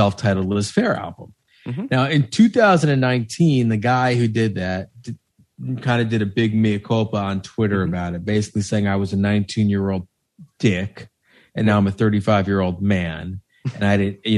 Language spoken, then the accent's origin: English; Chappaqua, New York, United States; I grew up in Chappaqua, which had a bit of this.